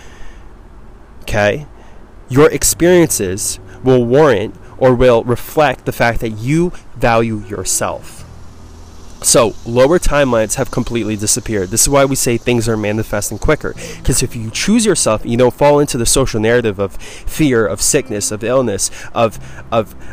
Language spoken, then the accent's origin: English; East Coast, United States; moved away; I'm from the East Coast